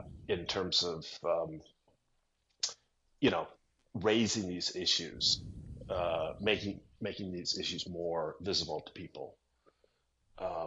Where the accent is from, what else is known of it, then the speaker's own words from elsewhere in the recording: Chicago, Illinois, United States; I'm from Chicago